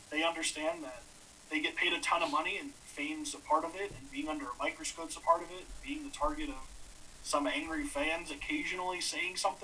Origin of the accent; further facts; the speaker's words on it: Cleveland, Ohio, United States; moved away as an adult; also born or lived in Green Bay / Washington, D.C.; we're all from Cleveland.